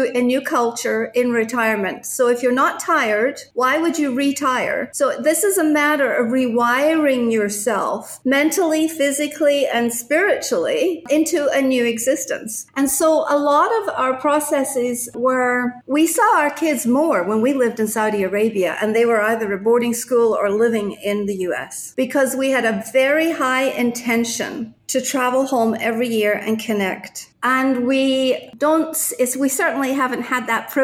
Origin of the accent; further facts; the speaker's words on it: Scotland, United Kingdom; also born or lived in Japan / United States; now in Puerto Vallarta, Mexico; I was born in Scotland, but I became a citizen when I was living in Japan.